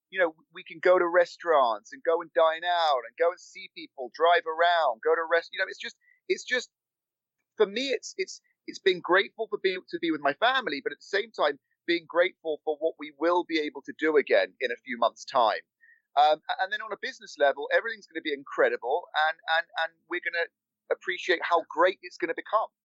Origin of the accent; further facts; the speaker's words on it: London, United Kingdom; moved away as an adult; now in Los Angeles, United States; my accent is real. I was born and raised in London